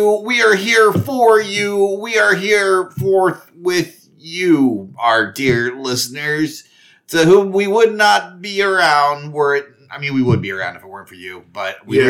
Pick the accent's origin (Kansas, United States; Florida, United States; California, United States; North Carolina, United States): Kansas, United States; We're from Kansas.